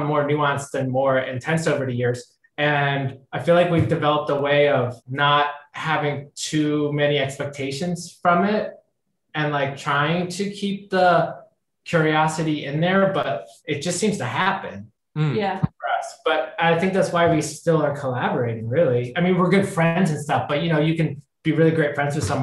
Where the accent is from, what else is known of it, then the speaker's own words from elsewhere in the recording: Ohio, United States; we're both from Ohio